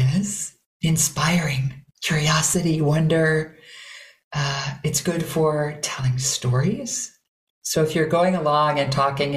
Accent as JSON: {"language": "English", "region": "Minnesota", "country": "United States", "said": "I am from Minnesota"}